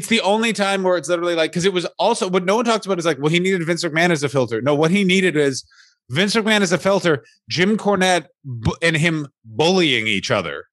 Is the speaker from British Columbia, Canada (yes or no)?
no; Ottawa, Ontario, Canada; my hometown of Ottawa, Ontario, Canada